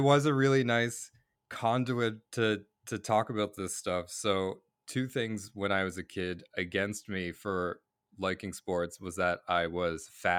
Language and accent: English; Boston, Massachusetts, United States; now in Canada; And then when I grew up in Boston, and when I lived in Boston, I played Little League, like classic All-American Little League, and truly loved baseball.